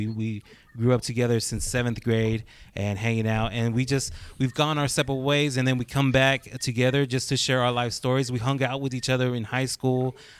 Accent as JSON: {"language": "English", "region": "West Texas", "country": "United States", "said": "we're from West Texas."}